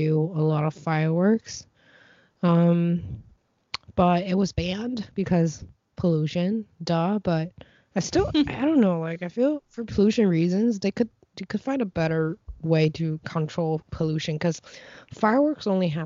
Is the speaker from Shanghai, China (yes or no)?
no; Beijing, China; moved away; my family was born and raised in Beijing for like three generations now